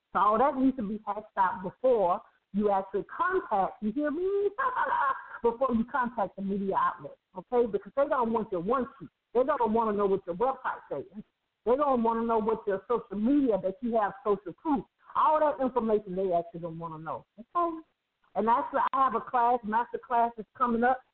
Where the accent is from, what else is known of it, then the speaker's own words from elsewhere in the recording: Birmingham, Alabama, United States; I grew up in Birmingham, Alabama